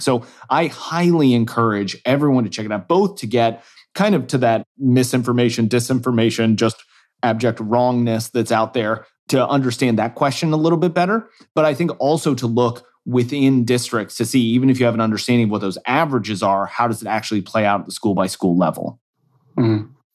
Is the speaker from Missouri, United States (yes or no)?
yes; Kansas City, Missouri, United States; moved away; my home state School Boards Association, the state of Missouri, where I'm, I'm, originally from Kansas City